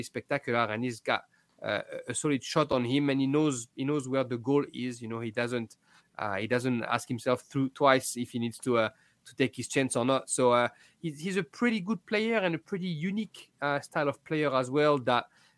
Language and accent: English; France; accent: French; me and my French accent